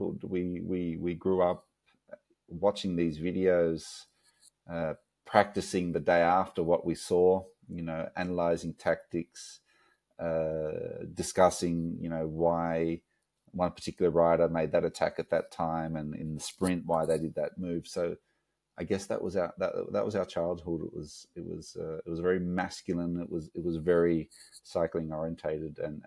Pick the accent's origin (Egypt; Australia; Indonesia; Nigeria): Australia; moved away as an adult; growing up in Australia